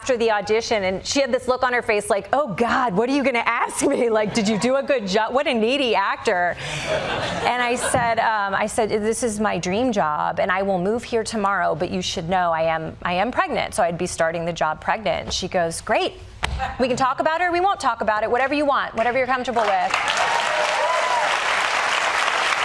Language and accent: English; Louisville, Kentucky, United States; moved away as an adult; also born or lived in Los Angeles; I grew up in Louisville, Kentucky